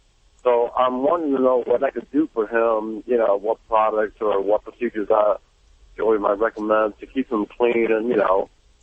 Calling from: Lake Park, Georgia, United States; Well, right now I'm in Lake Park, Georgia.

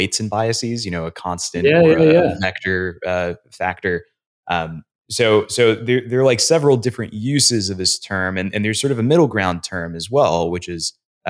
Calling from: San Francisco, California, United States; I'm calling from San Francisco.

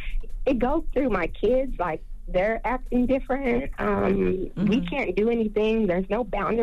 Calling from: Austin, Texas, United States; Yeah, I'm calling from Austin, Texas.

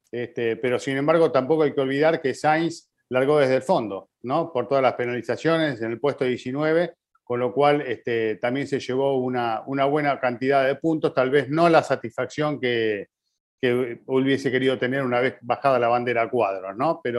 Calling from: Culiacán, Sinaloa, Mexico; Hola, ¿cómo están? … de Culiacán, Sinaloa, México.

